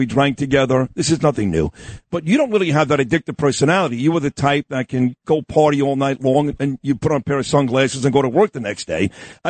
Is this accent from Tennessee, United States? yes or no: no; New York City, New York, United States; I grew up on East 22nd Street and Quentin Road. By Kings Highway, two blocks away from Madison High School